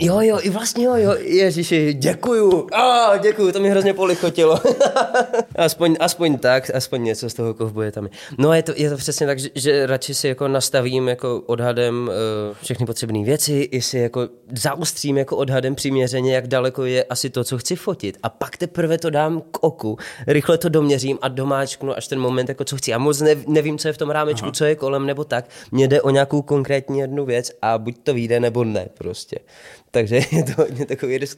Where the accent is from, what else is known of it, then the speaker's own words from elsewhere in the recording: Prostějov, Olomouc Region, Czechia; now in Ostrava, Czechia; potom jsme se přestěhovali do Prostějova a tam už to začalo. Dramaťáček na škole, eh, základní umělecká škola, amatérské divadlo